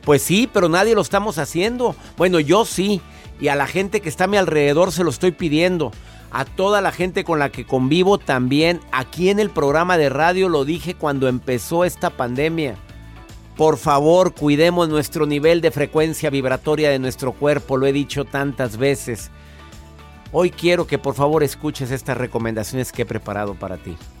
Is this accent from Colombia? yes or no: no; Mexico; mi país, mi México